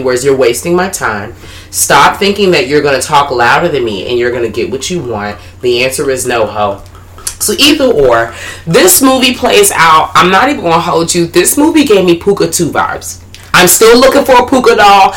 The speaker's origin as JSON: {"language": "English", "town": "Washington", "region": "District of Columbia", "country": "United States", "accent": "DC"}